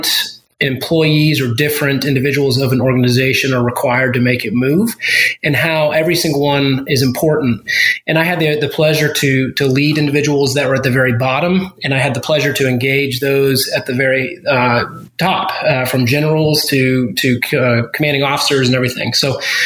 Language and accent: English; Virginia, United States; moved away; also born or lived in South Carolina / Greenville, South Carolina; I was born in South Carolina and spent most of my adolescent years, teenage years in Virginia